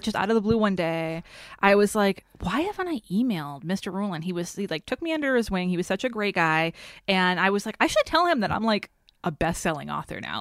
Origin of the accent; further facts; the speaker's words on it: Haverhill, Massachusetts, United States; moved away as an adult; also born or lived in Los Angeles; I grew up in Haverhill, Massachusetts